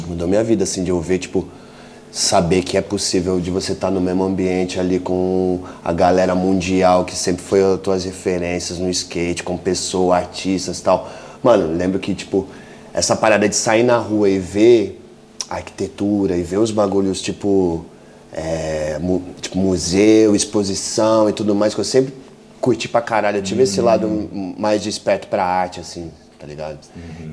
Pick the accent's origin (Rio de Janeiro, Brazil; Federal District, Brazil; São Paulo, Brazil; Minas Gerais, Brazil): São Paulo, Brazil; moved away as an adult; also born or lived in Barcelona / London; Eu sou de São Paulo, né, mano? Cidade grande